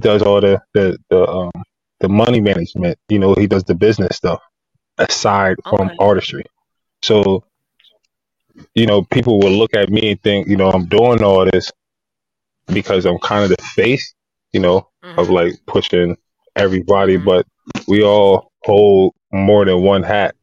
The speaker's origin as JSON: {"language": "English", "town": "Harrisburg", "region": "Pennsylvania", "country": "United States", "tie": "born or raised there", "said": "I grew up in Harrisburg, PA."}